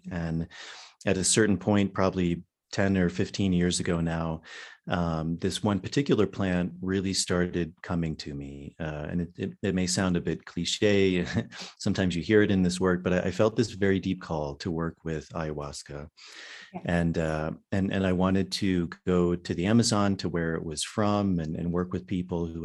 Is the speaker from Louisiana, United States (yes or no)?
no; Virginia, United States; Yeah, mostly in in the U.S.